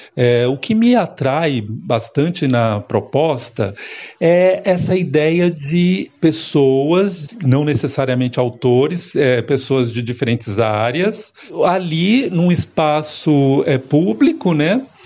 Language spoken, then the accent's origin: Portuguese; São Paulo, Brazil; sou natural de São Paulo